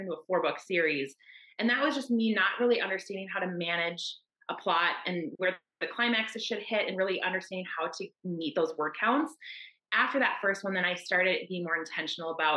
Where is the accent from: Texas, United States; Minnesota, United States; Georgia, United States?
Minnesota, United States; I'm from Minnesota in the US